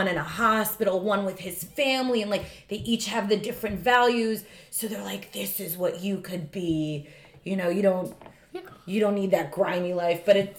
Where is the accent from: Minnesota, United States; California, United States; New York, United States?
New York, United States; Long Island; I grew up on Long Island.